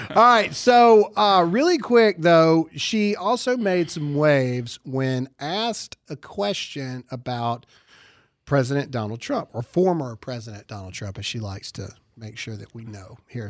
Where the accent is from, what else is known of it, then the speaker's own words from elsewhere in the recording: Mississippi, United States; Mississippi, my home state